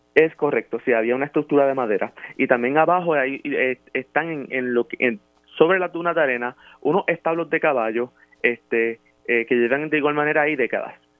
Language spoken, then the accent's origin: Spanish; Puerto Rico; yo soy nacido y aquí en el Barrilote